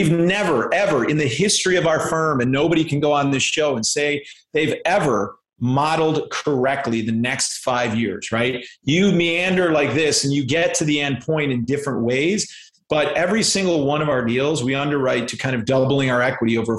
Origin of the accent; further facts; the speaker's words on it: Chicago, Illinois, United States; I grew up in Chicago and Chicago area, I should say, the suburbs of Chicago.